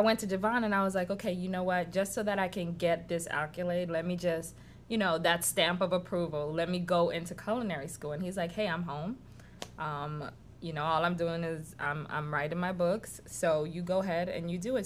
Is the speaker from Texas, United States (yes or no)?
no; New York City, New York, United States; also born or lived in Haiti; now in Georgia, United States; I grew up in Washington Heights in New York